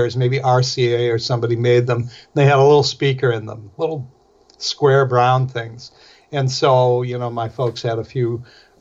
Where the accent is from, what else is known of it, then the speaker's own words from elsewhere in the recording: Milwaukee, Wisconsin, United States; I'm from Milwaukee